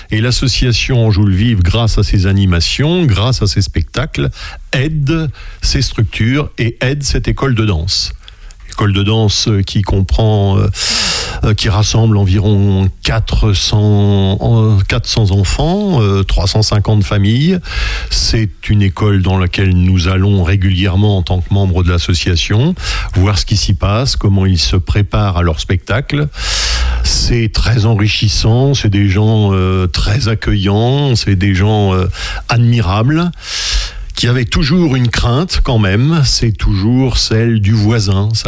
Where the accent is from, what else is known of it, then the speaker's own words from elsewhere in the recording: France; parce que nous sommes français